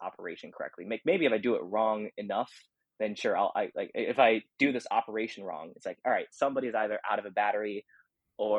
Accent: United States; I'm Chinese American

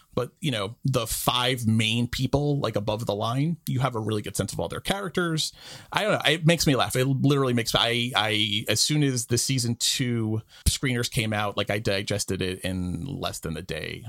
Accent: New York, United States; as a New Yorker

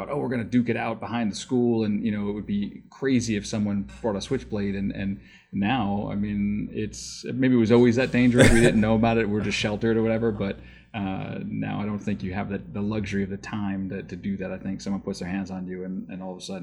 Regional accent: New York, United States; I grew up in New York

